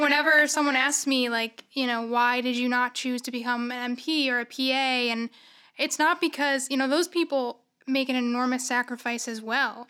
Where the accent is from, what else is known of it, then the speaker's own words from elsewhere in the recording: Syracuse, New York, United States; I'm from Syracuse originally.